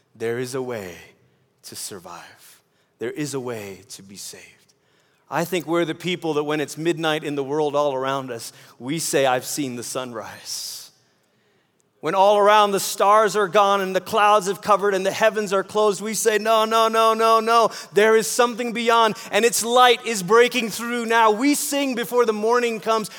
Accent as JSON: {"language": "English", "country": "Malaysia", "tie": "born or raised there", "moved": "yes", "said": "I grew up in Malaysia"}